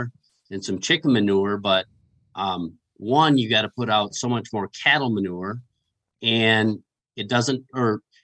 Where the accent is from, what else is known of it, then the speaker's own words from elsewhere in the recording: Michigan, United States; now in Iowa, United States; I'm from Michigan